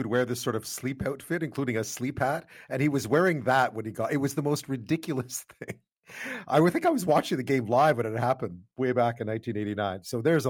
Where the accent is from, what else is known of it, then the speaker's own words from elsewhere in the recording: Montreal, Quebec, Canada; I grew up in Montreal